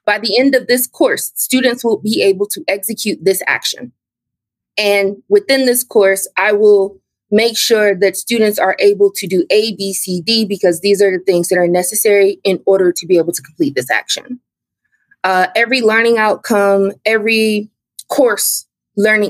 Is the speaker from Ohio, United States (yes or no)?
yes; Cleveland, Ohio, United States; moved away as an adult; also born or lived in South Korea / Oman / China; I'm from Cleveland, Ohio.